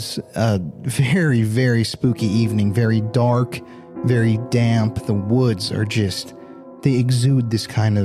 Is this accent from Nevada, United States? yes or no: no; South Dakota, United States; now in Texas, United States; I'm a native South Dakotan, a transplant in Texas